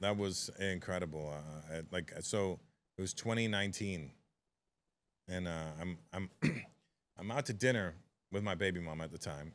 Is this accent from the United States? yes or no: no; Toronto, Ontario, Canada; it's my hometown